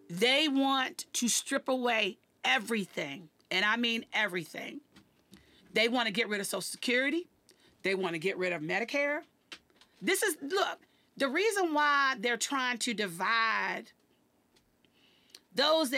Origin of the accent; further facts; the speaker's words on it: Washington, District of Columbia, United States; here in my hometown